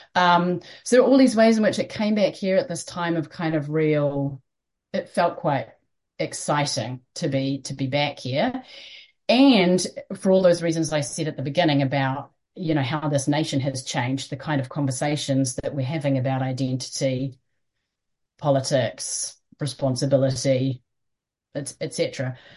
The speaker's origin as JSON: {"language": "English", "country": "New Zealand", "also_born_or_lived": "London", "said": "we're from Aotearoa, New Zealand"}